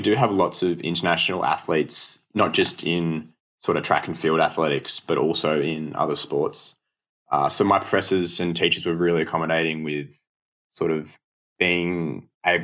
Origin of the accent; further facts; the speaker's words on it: Bendigo / Melbourne, Victoria, Australia; most of my friends that I grew up with were in Melbourne that whole time